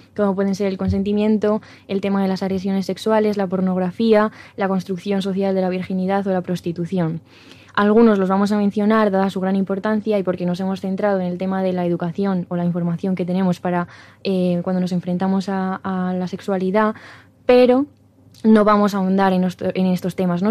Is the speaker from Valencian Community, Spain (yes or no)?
no; La Rioja, Spain; somos riojanos, mm. no de, pueblo no, porque yo soy pueblerina 100%